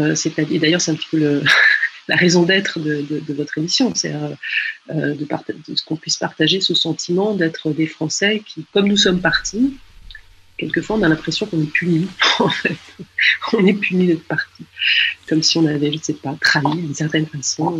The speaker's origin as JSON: {"language": "French", "country": "France", "also_born_or_lived": "Chile", "moved": "as an adult", "said": "en tant que Française euh, au Chili"}